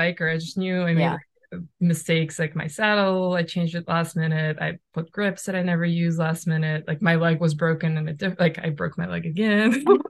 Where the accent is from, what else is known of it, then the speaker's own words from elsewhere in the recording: Russia; now in United States; when I moved from Russia to US with my parents, we lived in Michigan.